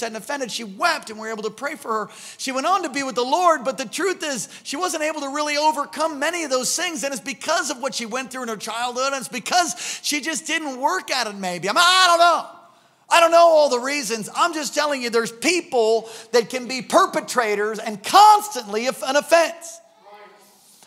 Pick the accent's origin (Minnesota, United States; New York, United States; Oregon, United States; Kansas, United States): New York, United States; moved away; I was raised in New York